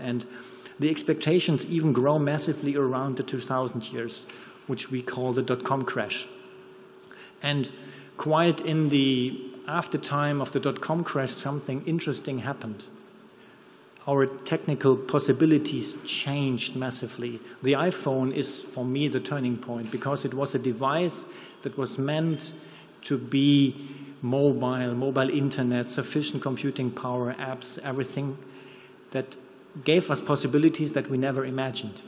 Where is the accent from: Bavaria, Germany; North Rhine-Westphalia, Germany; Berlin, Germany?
North Rhine-Westphalia, Germany; Ruhr area; accent: German; English is a second language; I'm from here, I'm from the Ruhrport